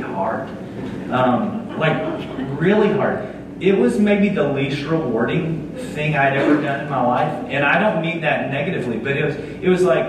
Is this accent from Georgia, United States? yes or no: yes; Dublin, Georgia, United States; moved away; I'm from South Georgia, a little town called Dublin, Georgia